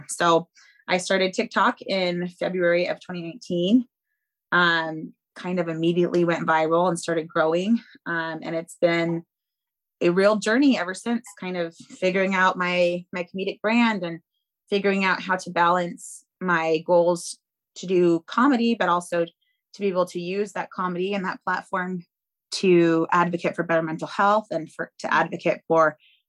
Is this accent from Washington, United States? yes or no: yes; Seattle, Washington, United States; I grew up in South Seattle